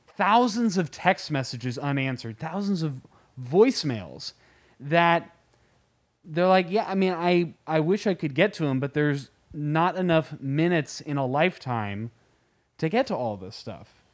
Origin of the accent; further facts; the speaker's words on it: San Francisco, California, United States; I was born in San Francisco, and I grew up, eh, all over the Bay Area